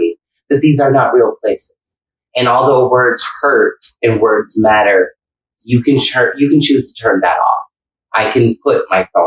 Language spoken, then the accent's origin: English; Buffalo, New York, United States; moved away as an adult; now in Tampa, United States; I'm from Buffalo, working at Club Marcella